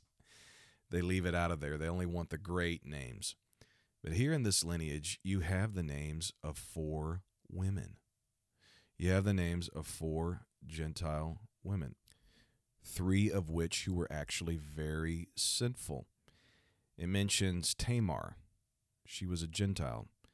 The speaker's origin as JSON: {"language": "English", "region": "Missouri", "country": "United States", "tie": "born or raised there", "said": "my home state is Missouri"}